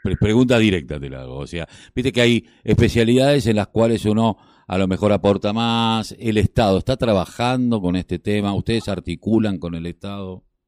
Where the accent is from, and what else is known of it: Argentina